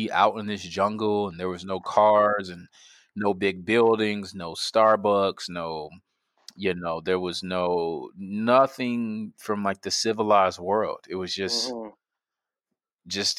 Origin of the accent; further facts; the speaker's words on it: Midwest, United States; now in Tempe, United States; there's a lot of grass where I grew up in the Midwest